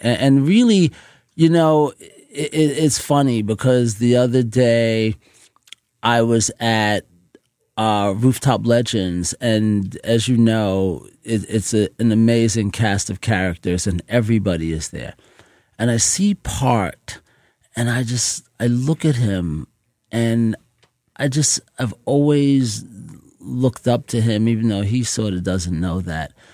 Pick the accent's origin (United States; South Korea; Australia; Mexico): United States; New York City, New York; growing up in Jamaica, Queens